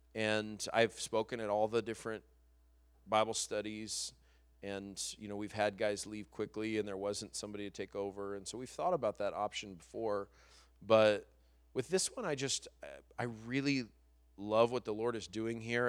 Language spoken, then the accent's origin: English; New Mexico, United States; moved away as an adult; now in Los Angeles, United States; I'm from New Mexico